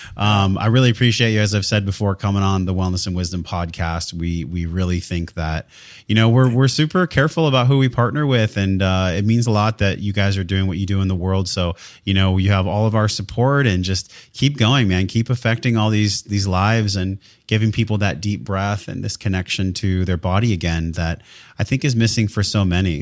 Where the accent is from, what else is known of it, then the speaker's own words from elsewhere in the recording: San Diego, California, United States; I was born and raised in San Diego, California